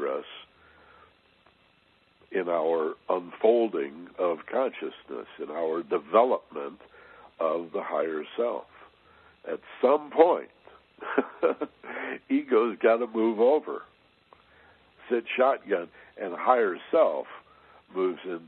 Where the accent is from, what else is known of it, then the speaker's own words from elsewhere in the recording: Michigan, United States; when I was a little boy, I grew up in Michigan, just a few blocks from the lake